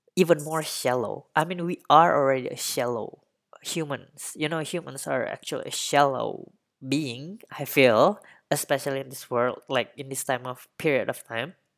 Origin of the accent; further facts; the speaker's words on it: Indonesia; I really don't see myself staying put in, in, uh, my hometown or in Indonesia.